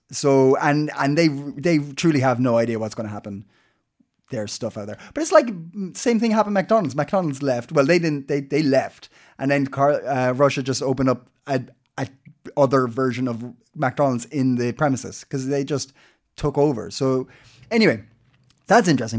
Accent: Ireland; now in Denmark; I'm Irish.

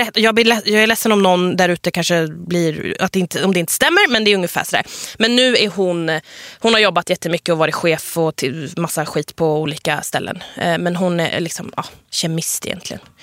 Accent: Sweden; jag är en svensk-iranier nyexa, nyexad journalist.

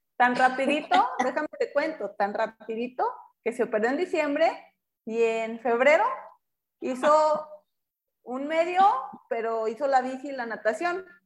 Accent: Durango, Mexico; now in León, Mexico; yo regresé a mi tierra, Durango. Eh, aquí les está estamos ahorita viviendo en León

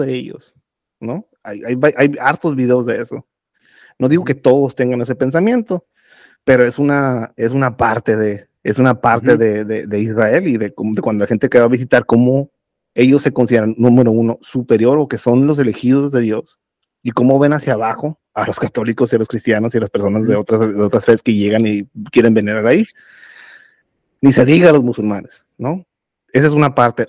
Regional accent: Mexico; soy mexicano

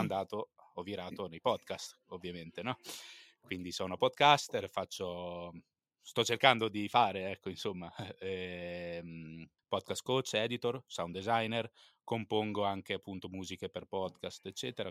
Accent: Pesaro, Marche, Italy; also born or lived in Turin; sono nato a Torino, ma vivo a Pesaro, appunto dove vivi anche te

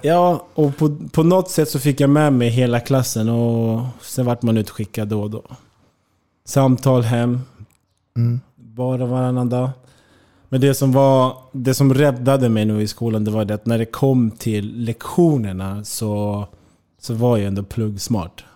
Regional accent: Märsta, Stockholm County, Sweden; moved away as an adult; also born or lived in Eskilstuna / Germany / Spain; hemma i Märsta

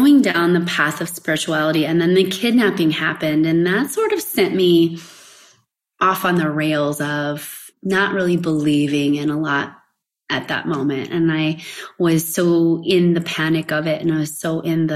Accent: West Coast, United States; moved away as an adult; also born or lived in Kansas / Hawaii; I'm in Kansas now and away from basically everybody, right? Because I grew up in the West Coast.

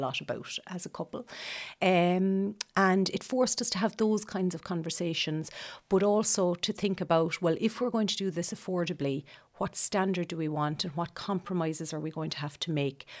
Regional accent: Leinster, Ireland; moved away as an adult; also born or lived in Cork; now in Ladysbridge, Ireland; I'm originally from Laois. Uh, came to Cork for college.

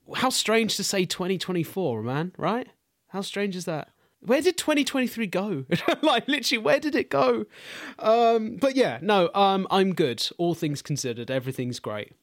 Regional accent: London, United Kingdom; I grew up in East London, specifically Walthamstow

